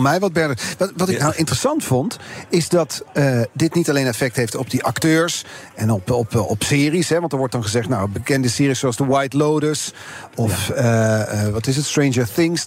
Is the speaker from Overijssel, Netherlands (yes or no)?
no; North Brabant, Netherlands; Ik kom uit Brabant